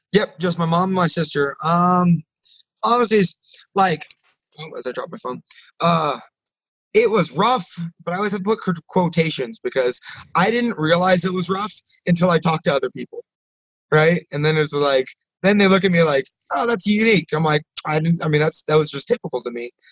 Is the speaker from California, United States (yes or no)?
no; Nebraska, United States; growing up in Nebraska